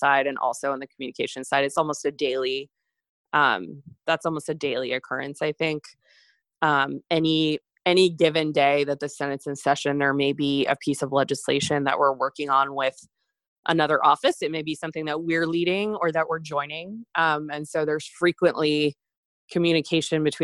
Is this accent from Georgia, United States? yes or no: no; Maine, United States; moved away as an adult; my family's house, where I grew up in Maine